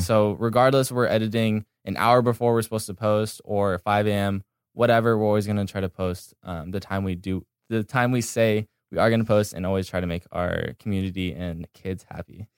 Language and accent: English; Laguna Beach, California, United States; moved away as an adult; now in Los Angeles, United States; I grew up in Laguna Beach, California.